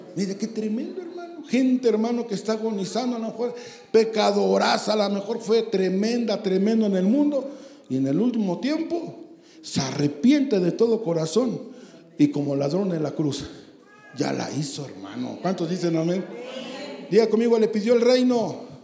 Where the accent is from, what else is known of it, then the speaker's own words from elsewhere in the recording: Santa Julia, Mexico; Yo soy de Santa Julia